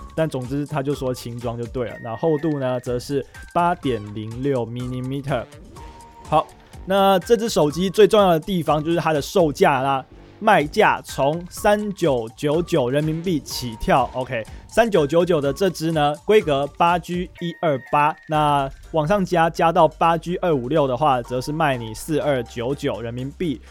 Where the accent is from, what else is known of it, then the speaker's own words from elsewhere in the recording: Taiwan; 我们台湾人